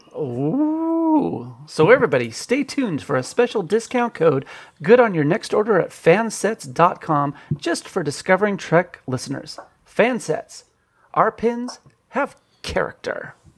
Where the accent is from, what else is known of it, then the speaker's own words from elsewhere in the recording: California, United States; I'm from California